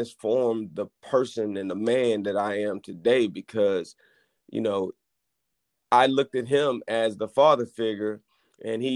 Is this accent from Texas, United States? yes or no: yes; La Marque, Texas, United States; I grew up in Lamarck, Texas, and grew up in a single-parent household